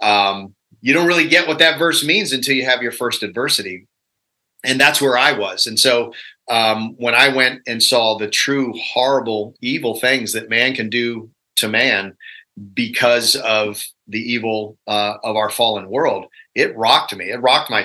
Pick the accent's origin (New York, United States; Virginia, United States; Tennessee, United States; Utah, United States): Virginia, United States; I'm a redneck from Virginia